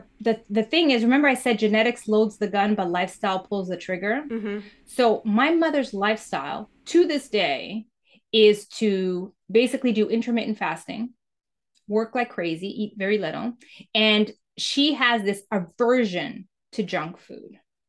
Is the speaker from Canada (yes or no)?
no; Mozambique; born there; When I was born in Mozambique in 1977, and it was the time in Mozambique where Mozambique was going through war and independence